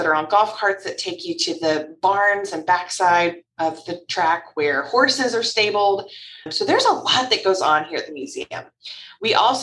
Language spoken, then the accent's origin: English; Louisville, Kentucky, United States; I was born and raised in Louisville. Louisville, if you don't know how to say it, that's how we say it here, us locals, Louisville, Kentucky